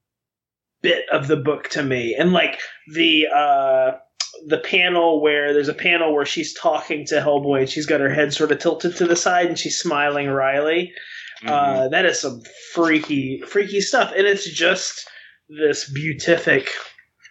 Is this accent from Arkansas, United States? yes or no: yes; Arkansas, United States; where I grew up in Arkansas